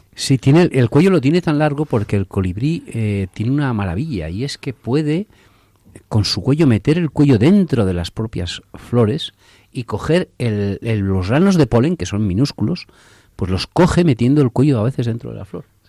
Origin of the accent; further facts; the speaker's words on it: Torrecilla de la Orden, Castile and León, Spain; La iglesia es muy grande, es un pueblo de Torrecilla de la Orden, en Valladolid